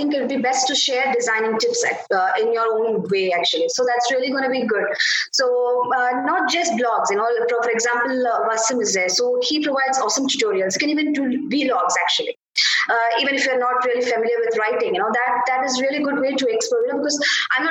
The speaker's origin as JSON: {"language": "English", "country": "India", "said": "I'm from India."}